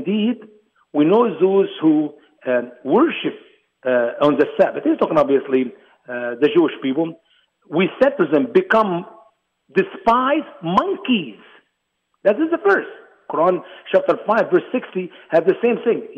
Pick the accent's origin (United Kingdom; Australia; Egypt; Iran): Egypt; now in United States; my home country, Egypt.